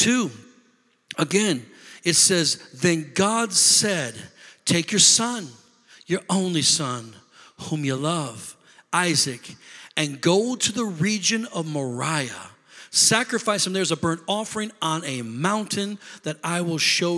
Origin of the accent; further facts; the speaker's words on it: Rockford, Illinois, United States; moved away as an adult; also born or lived in Beloit, Wisconsin; now in Milwaukee, United States; we're not from here. We're from Rockford, Illinois